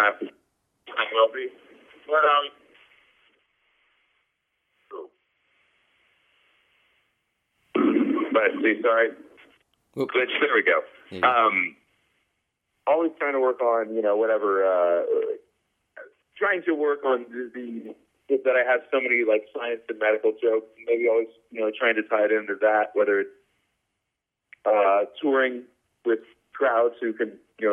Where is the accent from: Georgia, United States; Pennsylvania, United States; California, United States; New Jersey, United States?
Georgia, United States; Atlanta; moved away as an adult; also born or lived in Corpus Christi, Texas / Houston, Texas; When I was young, I grew up in Corpus Christi in Atlanta.